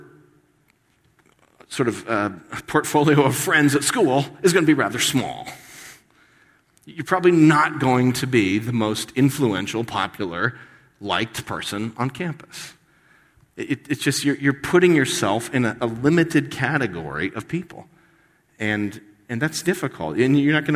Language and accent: English; United States; we as American Christians